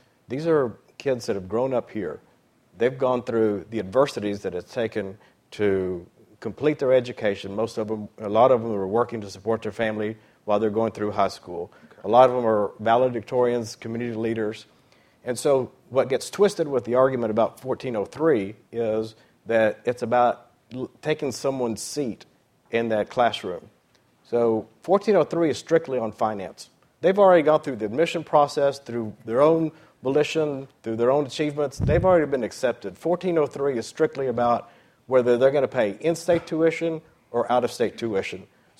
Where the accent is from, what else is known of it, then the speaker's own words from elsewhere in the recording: Cuba; now in United States; I came as an immigrant from Cuba, and I've had the opportunity to achieve the American dream, and I live it every day.